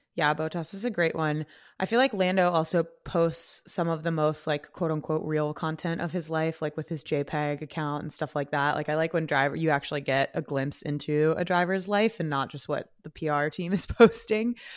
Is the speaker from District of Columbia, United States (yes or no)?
no; California, United States; now in New York, United States; I am a Californian